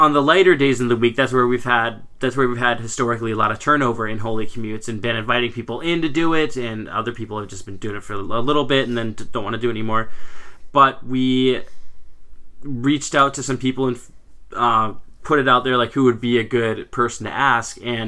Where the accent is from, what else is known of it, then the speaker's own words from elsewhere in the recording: Minnesota, United States; out in Minnesota here where we're from.